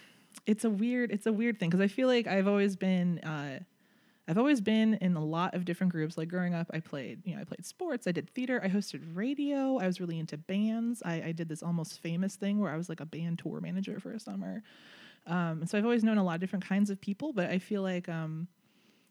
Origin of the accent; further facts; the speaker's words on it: Chicago, Illinois, United States; moved away; I'm originally from Chicago